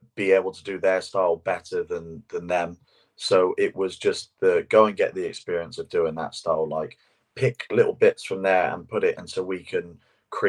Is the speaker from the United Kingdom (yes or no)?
yes; England, United Kingdom; as two English guys